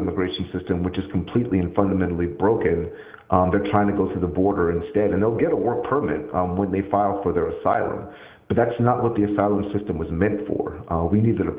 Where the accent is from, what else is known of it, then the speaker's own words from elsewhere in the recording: United States; as an American